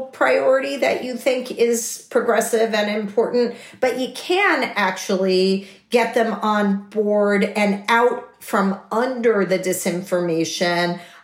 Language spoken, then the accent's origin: English; Texas, United States; I'm a Texan who comes from a family with a broad range of political ideas